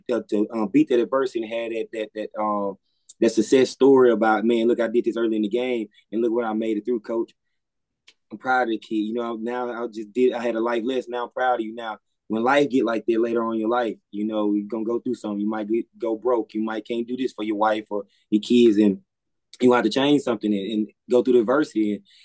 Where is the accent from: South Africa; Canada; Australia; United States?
United States; Mississippi; I'm from Mississippi, from a small town in Mississippi